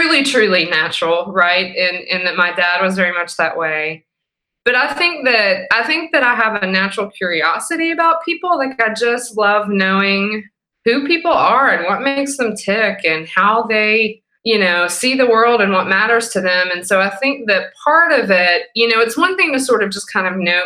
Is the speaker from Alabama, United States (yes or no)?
no; Abingdon, Virginia, United States; moved away as an adult; now in Knoxville, United States; I grew up in Abingdon, Virginia, and moved here to go to the University of Tennessee